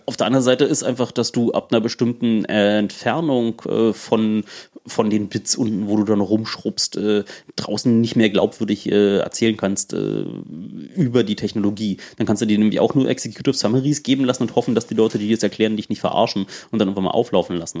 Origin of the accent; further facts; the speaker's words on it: East Germany, Germany; ich komme auch aus dem Osten